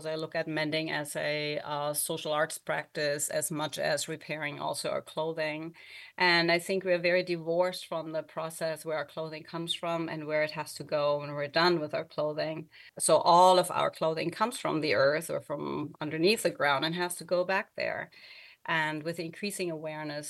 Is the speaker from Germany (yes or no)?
yes; Germany; English is a second language; moved away; I also don't live in Germany, where I was born and grew up